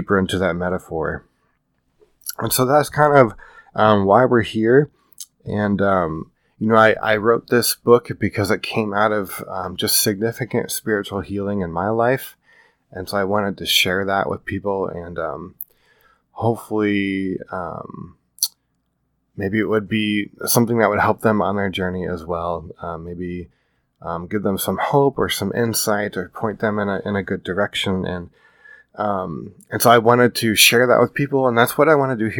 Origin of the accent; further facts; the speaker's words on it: Iowa, United States; moved away as an adult; now in California, United States; I grew up in the Midwest in the flatlands of Iowa. And I've lived in California for 7 years now